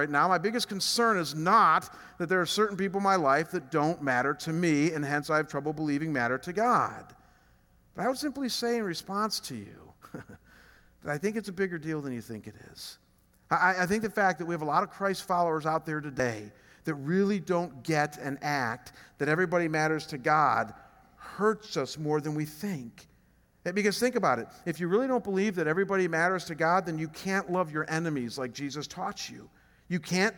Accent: Chagrin Falls, Ohio, United States; moved away as an adult; I come from a small town just outside of Cleveland called Chagrin Falls. What blows me away about Chagrin is that it's a town of 5,000 people. Our church is bigger than my hometown.

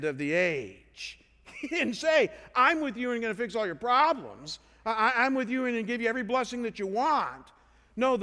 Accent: Ohio, United States; I come from Ohio

